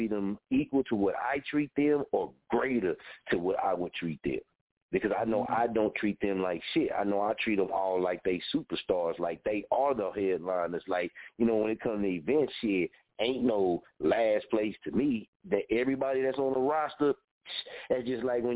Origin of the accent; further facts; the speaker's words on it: Muskogee, Oklahoma, United States; I'm from Oklahoma, from Muskogee, and I say I'm a Okieton